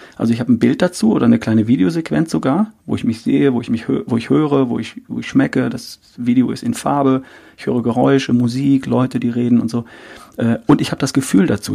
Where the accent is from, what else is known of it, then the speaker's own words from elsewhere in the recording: North Rhine-Westphalia, Germany; ich bin Ostwestfale